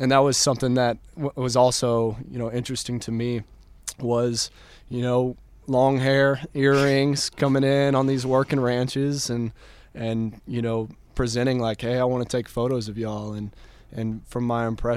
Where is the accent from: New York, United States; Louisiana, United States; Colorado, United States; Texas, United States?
Texas, United States; Dripping Springs; growing up in Dripping Springs, Texas